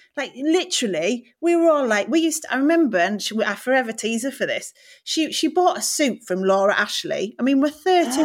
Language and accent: English; Middlesbrough, North East England, United Kingdom; moved away; also born or lived in Newcastle; I was actually born in Newcastle, but I grew up in Middlesbrough